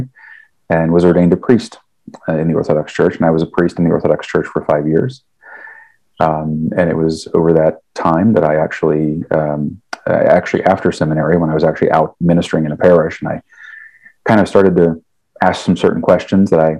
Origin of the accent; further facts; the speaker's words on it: Cincinnati area, Northern Kentucky, United States; I'm a native of Northern Kentucky, so I grew up in the Cincinnati area.